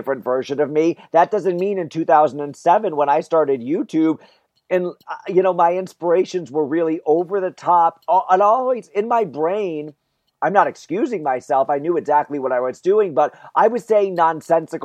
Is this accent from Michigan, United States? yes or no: no; Wallingford, Connecticut, United States; So I grew up in Central Connecticut, about halfway between Hartford and New Haven.